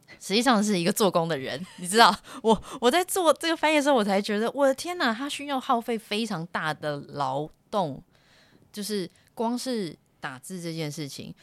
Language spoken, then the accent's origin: Chinese; Taiwan; first language Chinese; moved away as an adult; also born or lived in United States; 十八年来你都是在，呃，台湾长大，那学习的语言就是中，你是中文做母语的